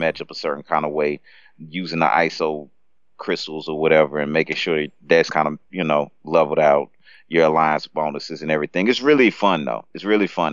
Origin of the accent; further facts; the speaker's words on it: United States; I'm American